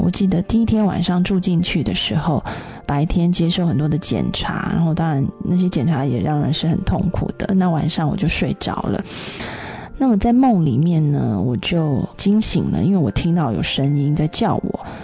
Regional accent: Taiwan; 因为那时候呃我在中国，那所以当我得了 SARS 就赶快回到台湾。

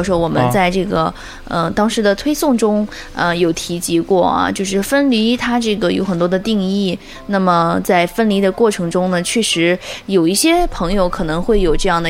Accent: Jiaodong, Shandong, China; moved away as an adult; now in Zibo, China; 我虽然说我在山东省内， 嗯， 但我是胶东人，然后我来到淄博。

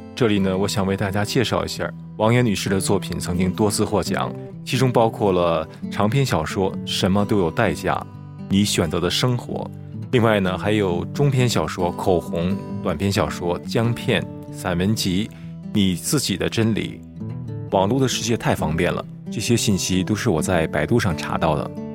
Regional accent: Beijing, China; moved away as an adult; now in United States; 我从小在北京长大

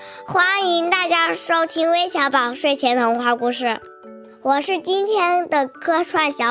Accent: Pingxiang, Jiangxi, China; 我今天五岁了，我来自江西省萍乡市。

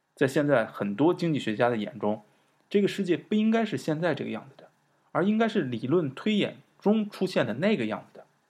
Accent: China; 我们在中国活上二三十年

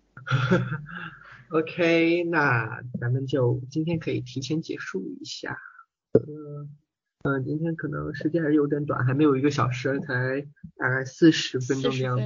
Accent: Hunan, China; 你这个口音怎么有点像我们湖南的咯

